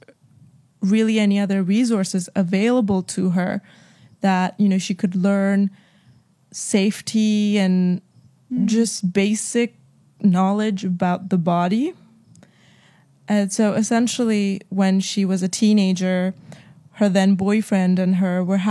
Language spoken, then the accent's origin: English; Jakarta, Indonesia; We were born and raised in Jakarta in a very Christian family